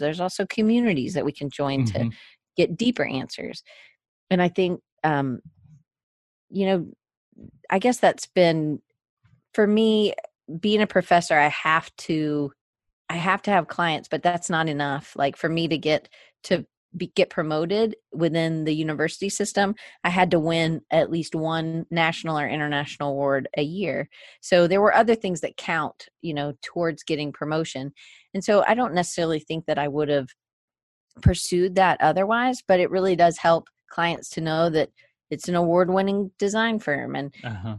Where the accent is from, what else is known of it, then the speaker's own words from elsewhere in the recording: Atlanta, Georgia, United States; moved away as an adult; also born or lived in Auburn, Alabama / Denver, Colorado; I grew up in the South, so uh, in Atlanta, Georgia